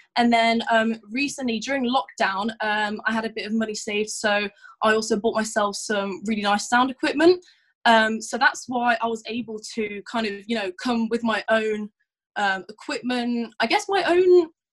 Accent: Leicester, East Midlands, United Kingdom; also born or lived in Morocco; now in Northampton, United Kingdom; I spent my you know the rest of my youth teenage years in Leicester

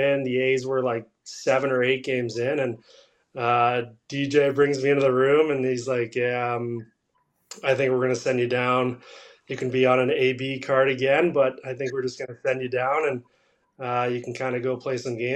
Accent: Orangeville, Ontario, Canada; growing up in Orangeville, watching some of the teams that I did.

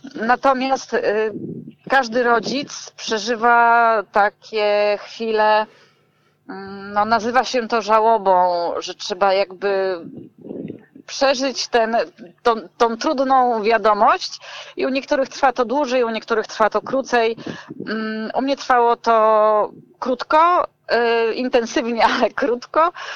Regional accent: Gdańsk, Pomeranian Voivodeship, Poland; jestem z Gdańska i robiłam te warsztaty tutaj w Gdańsku

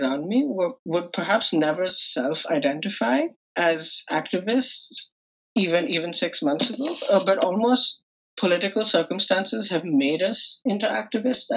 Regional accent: South India, India; Back home, I'm from South India.

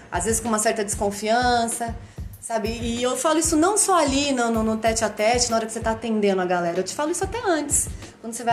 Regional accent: São Paulo, Brazil; que foi a minha adolescência lá no ABC, o pagode era forte

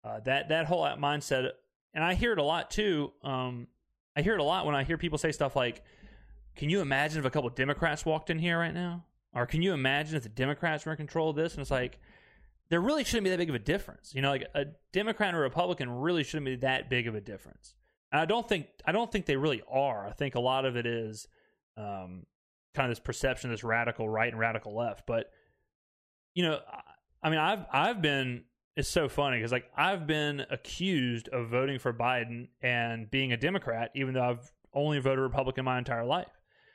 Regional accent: Mississippi, United States; If I'm in mixed company and people want to know where I'm from and I say I'm from Mississippi

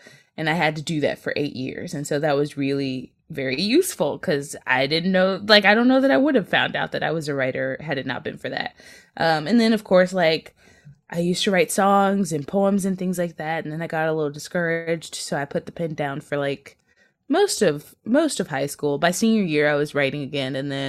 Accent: Chicago, Illinois, United States; and I'm from Chicago

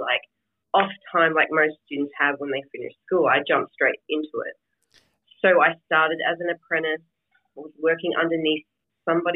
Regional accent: Australia; now in United States; I'm living in America and I was born in Australia

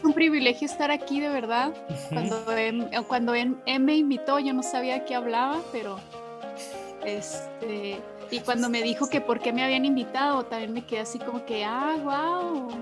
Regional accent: Chihuahua, Mexico; Soy de Chihuahua

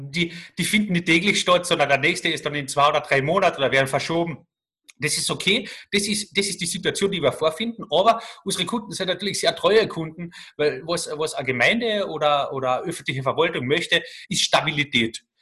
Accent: Carinthia, Austria; Als, als Kärntner hast du natürlich immer einen gewissen Bonus.

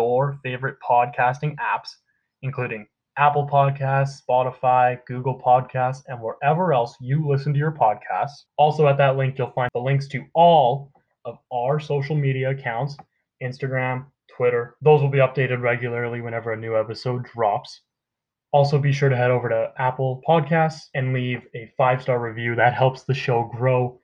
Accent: Canada; I'm Canadian

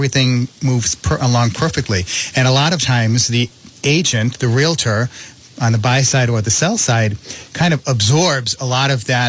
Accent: Cumberland, Rhode Island, United States; also born or lived in North Providence, Rhode Island; there are offices in my hometown of Cumberland

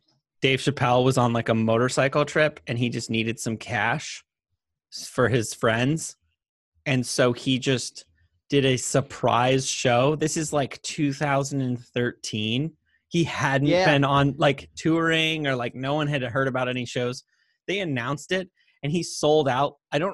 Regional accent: Yellow Springs, Ohio, United States; I was born in Yellow Springs, Ohio

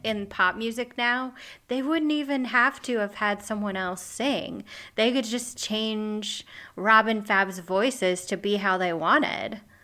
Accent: Midwest, United States; accent: Midwest; moved away; originally I grew up in the Midwest

